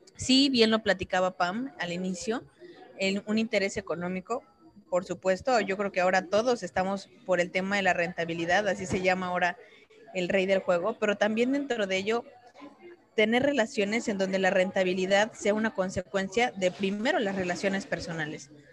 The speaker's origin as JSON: {"language": "Spanish", "country": "Mexico", "said": "somos muy protocolarios los mexicanos"}